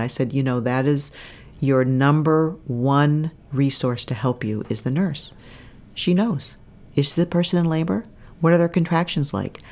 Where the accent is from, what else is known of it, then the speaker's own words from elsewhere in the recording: Bangor, Maine, United States; also born or lived in Kittery, Maine / Portsmouth, New Hampshire / Burlington, Vermont; I'm from Maine. I grew up in Maine.